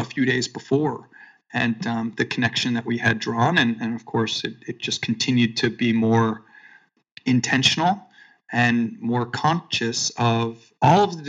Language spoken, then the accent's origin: English; Long Island, New York, United States; I grew up in New York, and I grew up on Long Island